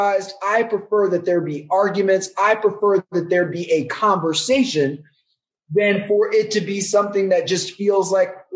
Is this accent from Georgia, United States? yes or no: no; Texas, United States; I'm Black from Texas